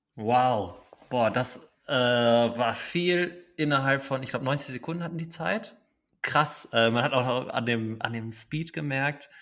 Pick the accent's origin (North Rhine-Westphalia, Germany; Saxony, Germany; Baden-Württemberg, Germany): North Rhine-Westphalia, Germany; Dortmund; als Dortmunder kann man auch sagen